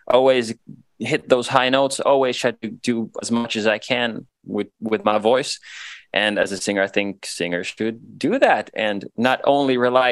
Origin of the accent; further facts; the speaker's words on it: Vantaa, Uusimaa, Finland; first language Swedish; English is a second language; we're from Tikkurila, very proud of it